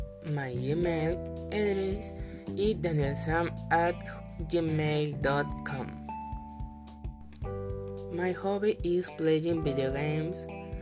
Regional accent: Mexico; I am 18 years old. I am from Mexico. And my life is have lived in 14 cities.

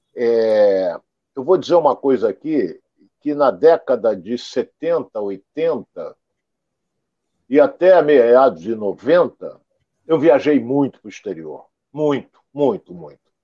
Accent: Rio de Janeiro, Brazil; Onde eu morava, fui criado no IAPI da Penha

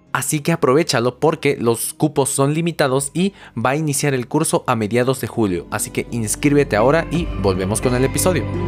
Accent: Mexico; nosotros, no sé, como mexicanos

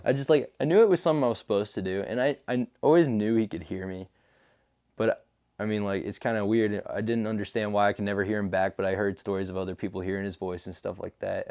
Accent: Alton, United States; I'm from Alton. I've been there my whole life, ever since I was, like, one years old

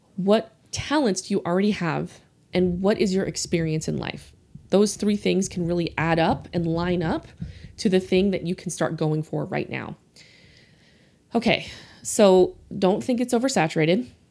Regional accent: New Orleans, Louisiana, United States; accent: Southern; I grew up in New Orleans

